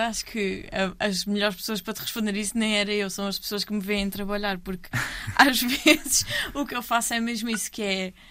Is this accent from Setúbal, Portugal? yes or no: yes; Almada, Setúbal, Portugal; Eu sou da Almada